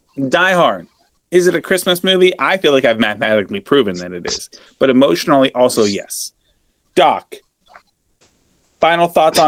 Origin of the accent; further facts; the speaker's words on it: Australia; I'm Australian.